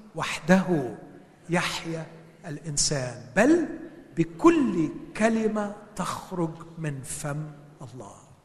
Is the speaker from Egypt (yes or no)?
yes; Egypt; moved away; عندنا في مصر